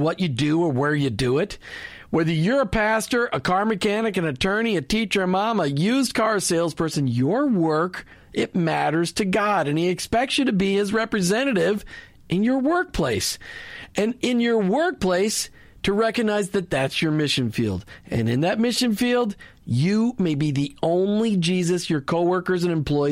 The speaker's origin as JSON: {"language": "English", "region": "Minnesota", "country": "United States", "tie": "born or raised there", "moved": "yes", "said": "I grew up in Minnesota."}